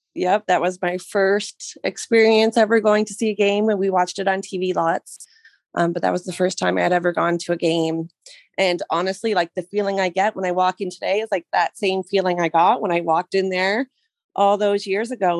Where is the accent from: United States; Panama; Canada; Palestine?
Canada; Mississauga, Ontario; now in Brantford, Canada; I was born in Mississauga